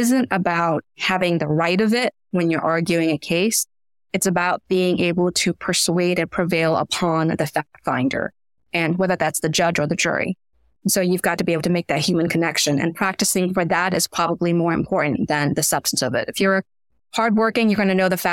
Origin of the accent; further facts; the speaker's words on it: Washington, District of Columbia, United States; also born or lived in Myanmar / Florida / New York City; I grew up in Washington, DC